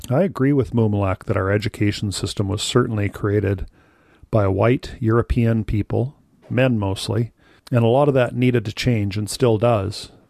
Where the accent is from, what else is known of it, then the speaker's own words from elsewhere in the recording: Saskatchewan, Canada; I grew up in Saskatchewan in a rural area bordered by three First Nations reservations